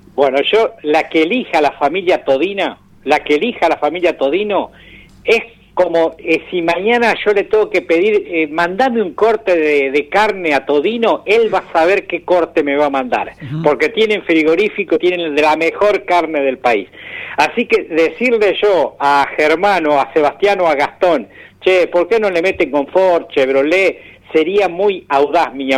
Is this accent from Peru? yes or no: no; Macachín, La Pampa, Argentina; nuestro pueblo, que aún sigue siendo pequeño, pero ya tiende a ser ciudad, ¿no? Macachín está muy lindo en este momento.